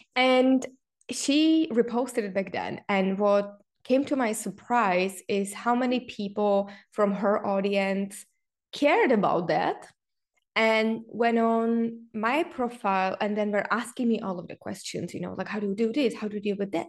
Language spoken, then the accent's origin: English; Czechia; me being Czech, growing up in Czech Republic